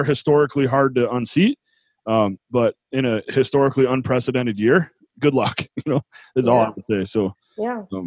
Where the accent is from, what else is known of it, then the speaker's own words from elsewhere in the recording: New York, United States; now in Utah, United States; I grew up in New York